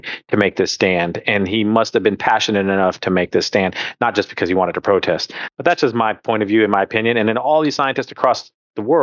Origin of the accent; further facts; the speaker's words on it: California, United States; moved away as an adult; now in Texas, United States; back in California, where we were from